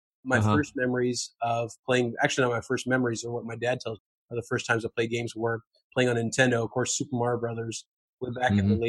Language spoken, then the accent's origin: English; Dallas, Texas, United States; also born or lived in Pakistan; So I was born in Dallas, Texas to a Pakistani dad and white American mom. So I spent my childhood in Dallas.